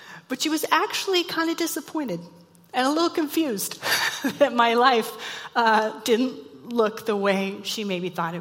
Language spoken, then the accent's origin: English; Mulvane, Kansas, United States; moved away as an adult; also born or lived in Oil City, Pennsylvania; I grew up in South Central Kansas in a small town called Mulvane